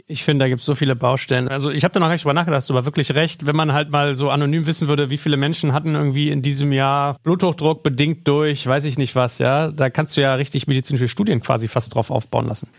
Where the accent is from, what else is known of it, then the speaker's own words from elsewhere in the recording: Germany; gerade als Deutsche